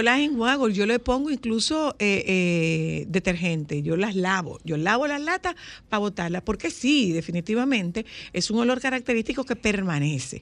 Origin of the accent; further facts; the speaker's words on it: Nagua, María Trinidad Sánchez, Dominican Republic; yo soy de Nagua, no de Bonao